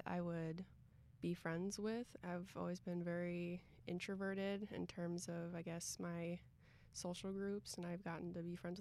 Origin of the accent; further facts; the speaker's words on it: Cuyahoga Falls, Ohio, United States; I'm from Cuyahoga Falls, Ohio